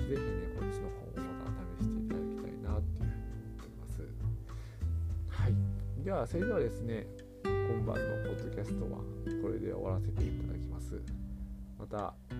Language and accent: Japanese; Hirakata, Osaka, Japan; 僕大阪の枚方市に育ってるんですけど